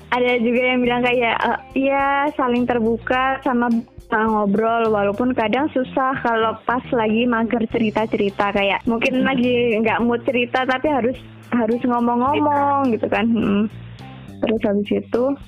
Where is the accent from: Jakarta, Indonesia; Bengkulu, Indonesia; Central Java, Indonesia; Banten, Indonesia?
Jakarta, Indonesia; kita orang Jakarta